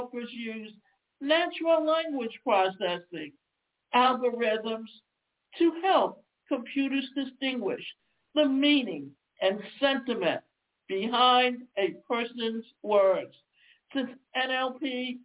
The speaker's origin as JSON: {"language": "English", "region": "the South", "country": "United States", "accent": "Southern twang", "said": "I come from the South and I have a Southern twang at times"}